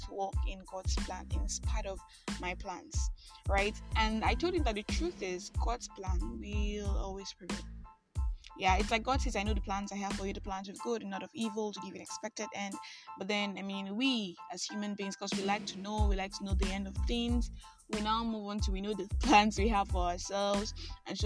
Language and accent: English; Nigeria; I am that Nigerian